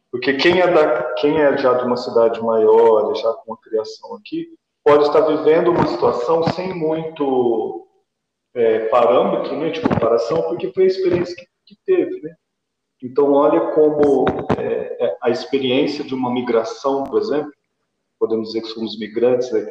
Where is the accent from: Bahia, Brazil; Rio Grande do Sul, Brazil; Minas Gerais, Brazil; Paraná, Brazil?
Paraná, Brazil; Porque é a mesma coisa eu, também vim do interior do Paraná para cá. Então são experiências que a gente vai trazendo de vida. Então, também era uma cidade pequena